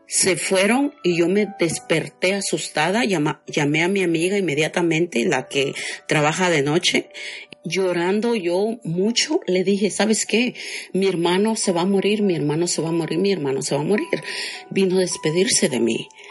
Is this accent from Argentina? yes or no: no; Guatemala; moved away as an adult; also born or lived in Chiapas, Mexico; now in Los Angeles, United States; de Guatemala, pero resido en Los Ángeles